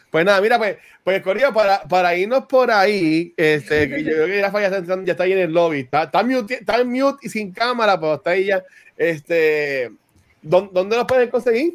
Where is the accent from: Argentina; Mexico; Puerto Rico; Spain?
Puerto Rico; accent: Puerto Rican; como hablamos puertorriqueño